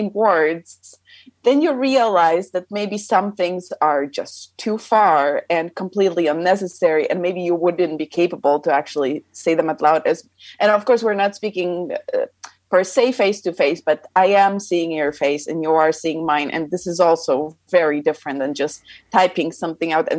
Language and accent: English; Poland; moved away as an adult; also born or lived in California, United States / Miami, United States; now in Austria; So yes, I am from Poland, but technically I was born in the States. I was born in California, kind of by accident, because my family happens to be in the States. But obviously I don't really remember that time, because when I was maybe a year and a half old, my whole family moved back to Poland.